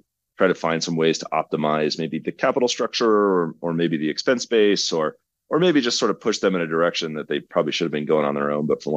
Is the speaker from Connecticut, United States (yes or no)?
no; Oklahoma, United States; now in Colorado, United States; Growing up in Oklahoma through the energy cycles